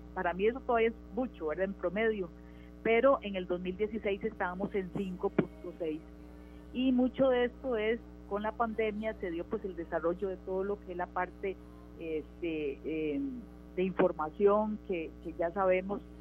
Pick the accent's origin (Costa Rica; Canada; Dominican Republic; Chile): Costa Rica; Nosotros eh, como país